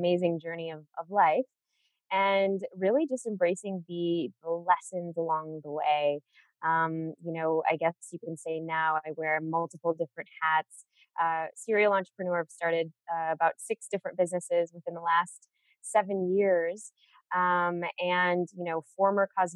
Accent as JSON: {"language": "English", "town": "Chicago", "region": "Illinois", "country": "United States", "tie": "born or raised there", "said": "I was born and raised in Chicago."}